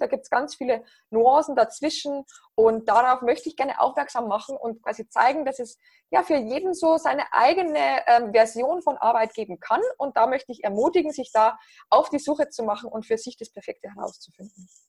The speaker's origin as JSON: {"language": "German", "area": "near Passau", "region": "Bavaria", "country": "Germany", "also_born_or_lived": "Berlin", "accent": "southern German", "moved": "as an adult", "said": "Ihr hört es wahrscheinlich an meinem Akzent, ähm, dass ich aus Süddeutschland komme. Ich bin ursprünglich aus, aus der Nähe von Passau in Bayern"}